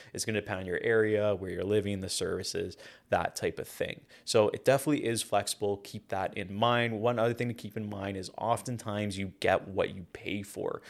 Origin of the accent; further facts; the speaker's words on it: Hamilton, Ontario, Canada; I'm from Hamilton, Ontario